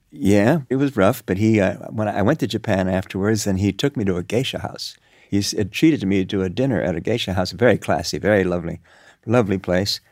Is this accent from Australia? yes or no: no; Cuba; moved away; also born or lived in New York; I grew up in Cuba.